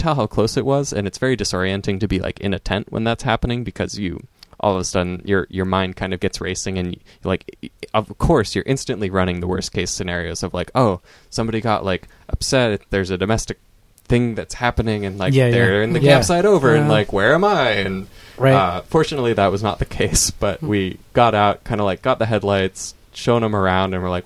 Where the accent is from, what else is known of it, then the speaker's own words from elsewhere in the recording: Eastern Oregon, United States; I grew up in Eastern Oregon.